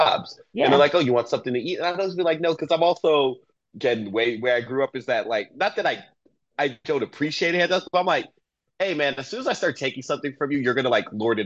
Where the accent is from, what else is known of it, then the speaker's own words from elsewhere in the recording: Miami, Florida, United States; I'm from Miami